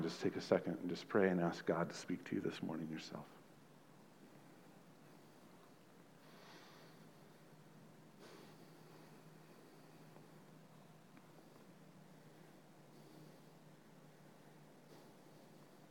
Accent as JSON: {"language": "English", "region": "Texas", "country": "United States", "said": "we're Americans, we're Texans, and we're Aggies"}